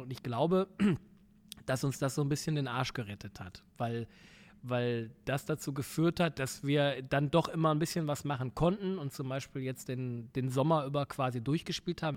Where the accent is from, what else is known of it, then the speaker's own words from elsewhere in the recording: Essen, North Rhine-Westphalia, Germany; moved away; ich komme aus dem Pott